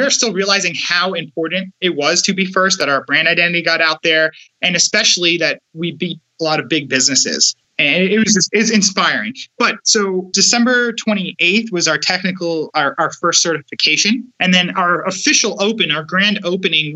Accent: New York City, New York, United States; We're from New York. We're from Brooklyn, New York

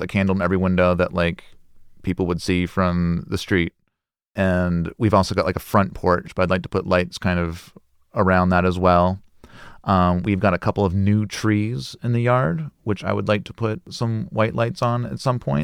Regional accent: Des Moines, Iowa, United States; moved away; I grew up in, uh, Des Moines, Iowa. So it's very kind of Midwestern upbringing.

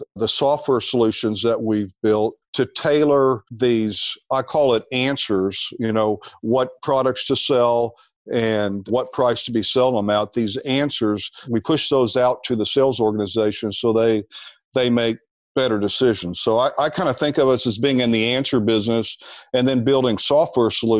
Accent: Little Rock, Arkansas, United States; also born or lived in Dallas / New Jersey; now in Austin, United States; I grew up in Little Rock, Arkansas

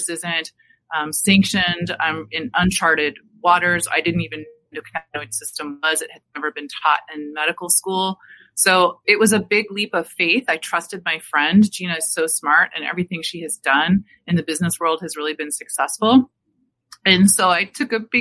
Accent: Seattle, Washington, United States; now in Maryland, United States; I grew up in the Seattle area

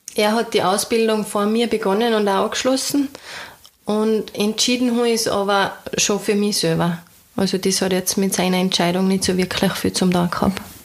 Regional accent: Austria; das Tal bei uns, die Berge, also auf der anderen Seite den Nationalpark Hohe Dauern

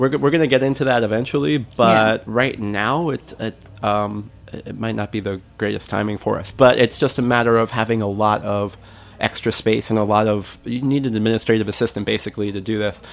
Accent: New York City, New York, United States; I grew up in Bensonhurst in Brooklyn

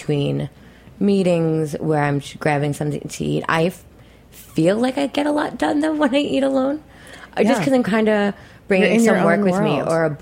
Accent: New York City, New York, United States; I'm from Queens.

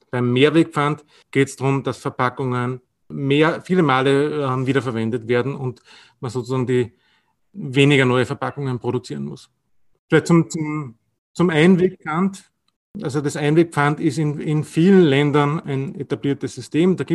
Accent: Austria; Bei uns in Österreich ist, ist es meistens gleichzusetzen, aber auch nicht immer.

